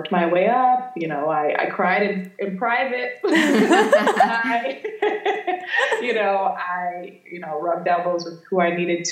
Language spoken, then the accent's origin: English; Florida, United States; moved away as an adult; also born or lived in New York; I grew up in Florida